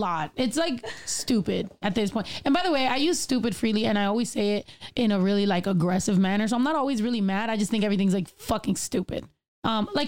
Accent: Northern California, United States; also born or lived in San Diego / Texas; now in Los Angeles, United States; originally I'm from Northern California, and then I lived in San Diego for a while, and then I lived in Texas.

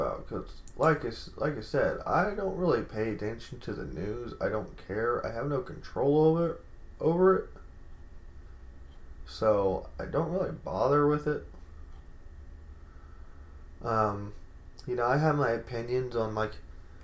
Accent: United States; we, as an American society

